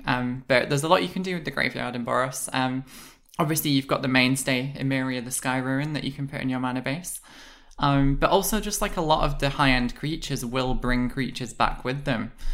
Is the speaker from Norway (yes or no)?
no; United Kingdom; I'm British